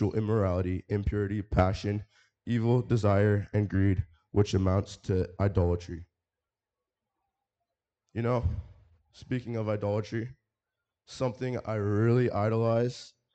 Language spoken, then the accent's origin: English; Albion, Nebraska, United States; I'm from Albion, Nebraska.